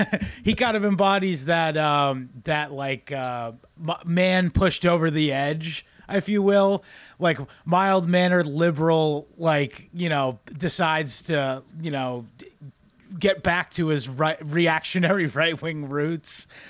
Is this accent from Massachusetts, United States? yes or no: yes; Massachusetts, United States; I am from Massachusetts